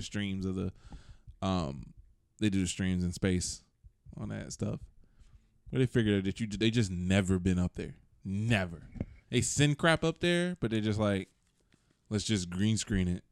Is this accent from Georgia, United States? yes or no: yes; Atlanta, Georgia, United States; I'm from Atlanta and I talk like I'm from Atlanta.